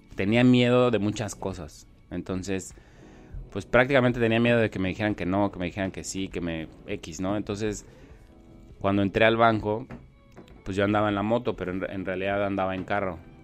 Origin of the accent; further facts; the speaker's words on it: Mexico City, Mexico; now in Tijuana, Mexico; nací en la Ciudad de México, pero pues de dónde soy, de dónde vivo. Entonces la realidad es que soy de Tijuana aunque no haya nacido aquí y demás, aquí me he formado, pues tengo ya 20 años aquí.